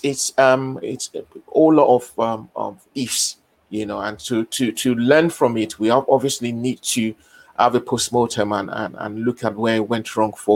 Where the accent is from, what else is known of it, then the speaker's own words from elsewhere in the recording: Nigeria; Being a Nigerian